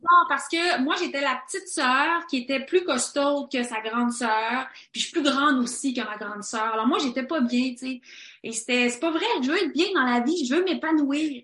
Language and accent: French; Quebec, Canada; nous, les gens en Amérique du Nord, les gens au Québec